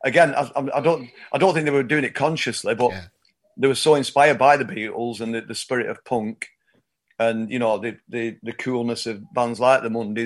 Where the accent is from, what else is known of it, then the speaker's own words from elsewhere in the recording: Oldham, North West England, United Kingdom; I've grown up here, and I'm from Oldham, which is 8 miles north of Manchester, but very much part of the greater Manchester area